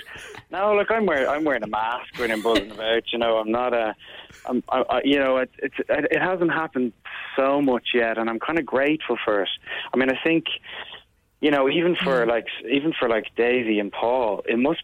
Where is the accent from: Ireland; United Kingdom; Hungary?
Ireland; I'm Irish